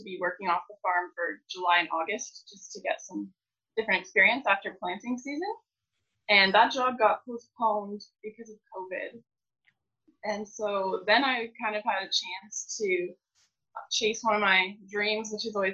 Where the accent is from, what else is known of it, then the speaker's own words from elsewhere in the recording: Belmont, Ontario, Canada; I'm from Belmont, Ontario. I grew up on a grain farm